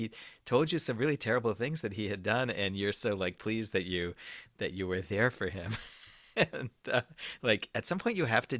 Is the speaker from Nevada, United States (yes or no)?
no; New York, United States; I wondered as a New Yorker whether this resonated, this thing about the train